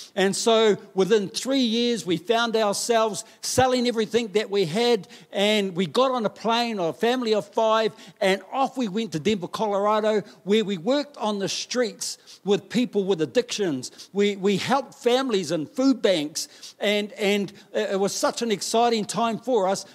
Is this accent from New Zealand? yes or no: yes; Taranaki, New Zealand; I grew up in Taranaki